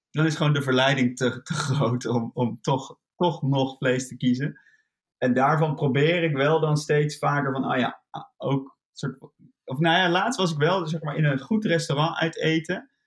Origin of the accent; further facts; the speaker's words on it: Netherlands; we zijn een heel klein land